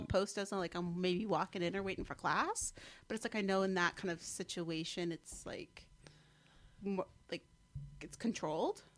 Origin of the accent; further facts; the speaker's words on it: Mendham, New Jersey, United States; accent: Jersey; also born or lived in Morristown, New Jersey / College Park, Maryland; I grew up in Mendham, which is the town to the west